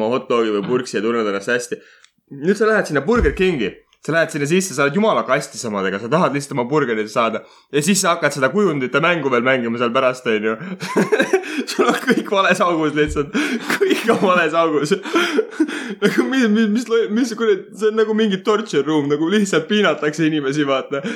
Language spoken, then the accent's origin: Estonian; Estonia; ma olen eestlane